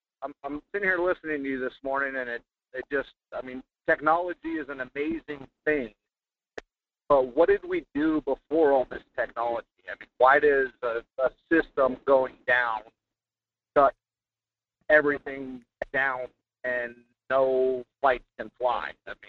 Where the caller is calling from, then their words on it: Fairbanks, Alaska, United States; from Fairbanks.